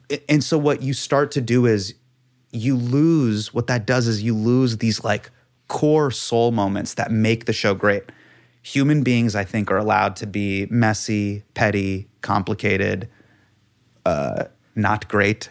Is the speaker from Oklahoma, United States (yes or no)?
no; Davis, California, United States; moved away as an adult; also born or lived in New York; as a kid growing up in Davis